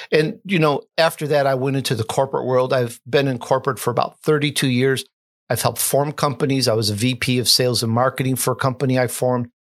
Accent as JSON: {"language": "English", "town": "Chicago", "region": "Illinois", "country": "United States", "tie": "born or raised there", "also_born_or_lived": "Sicily, Italy", "said": "I am Italian. I was born in Sicily at the young age of three years old, we the whole family moved to Chicago, where other uh, relatives and uncles were."}